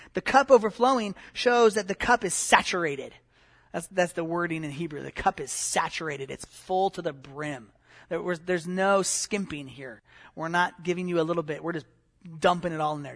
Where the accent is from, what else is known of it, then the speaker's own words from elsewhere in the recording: Santa Clarita, California, United States; I grew up in Santa Clarita, and the Santa Clara River runs about four days a year